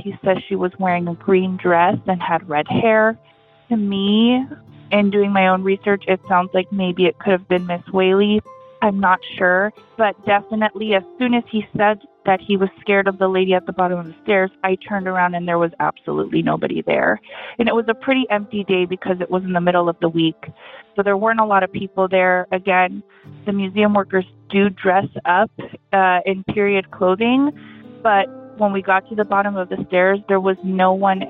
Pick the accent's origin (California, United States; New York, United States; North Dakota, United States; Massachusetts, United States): California, United States; San Diego; I grew up in San Diego, California